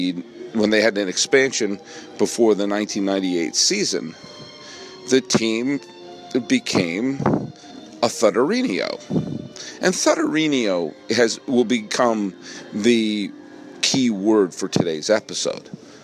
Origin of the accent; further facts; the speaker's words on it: New England, United States; now in Los Angeles, United States; when I was growing up in New England